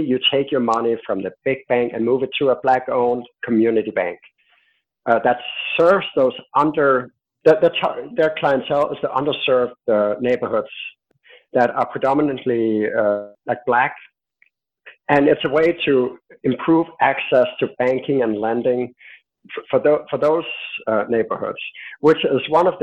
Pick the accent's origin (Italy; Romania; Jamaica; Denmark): Denmark; I'm from Denmark